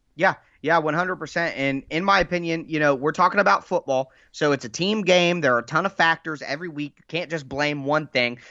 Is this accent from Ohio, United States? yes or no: yes; Dayton, Ohio, United States; I am from Dayton, Ohio